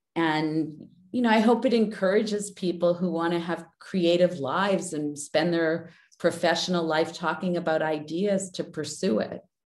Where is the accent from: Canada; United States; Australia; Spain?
Canada; Winnipeg, Manitoba; moved away; when I grew up, I grew up in Winnipeg